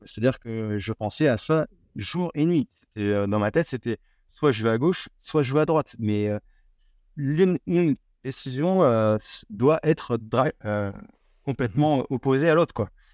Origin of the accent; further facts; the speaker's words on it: France; en tant que Français